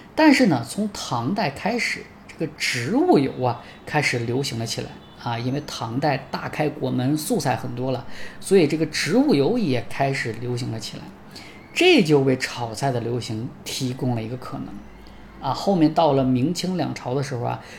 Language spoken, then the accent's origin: Chinese; China; 我们中国人真的是一个很好吃的民族